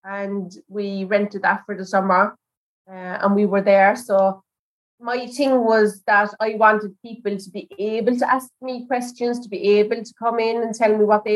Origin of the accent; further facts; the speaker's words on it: Alvesta, Kronoberg County, Sweden; the area where I grew up in Alvesta